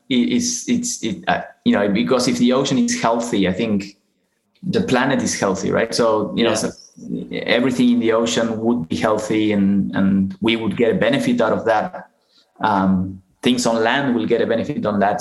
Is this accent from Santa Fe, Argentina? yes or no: no; Buenos Aires, Argentina; moved away; I'm from Argentina, from Buenos Aires